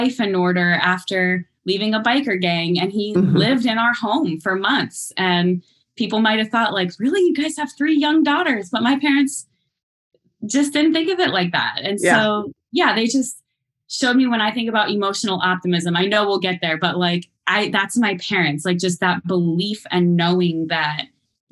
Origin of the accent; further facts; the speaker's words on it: Ohio, United States; also born or lived in Nashville, Tennessee; I come from various small towns in Ohio and lived for a while in Nashville when I was a little older than five, but that was a formative time of my childhood as well